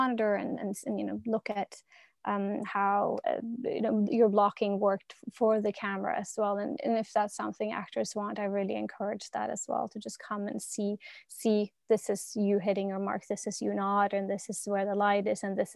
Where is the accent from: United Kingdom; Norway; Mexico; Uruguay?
Norway; I'm from Norway